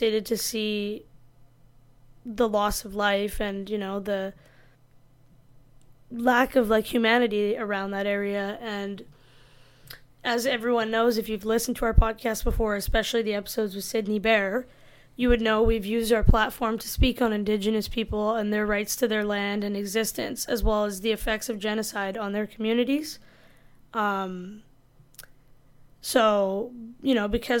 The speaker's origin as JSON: {"language": "English", "country": "India", "said": "I'm Indian"}